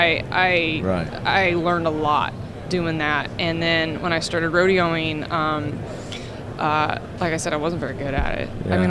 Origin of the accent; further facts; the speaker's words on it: Spokane, Washington, United States; I'm from Spokane, Washington.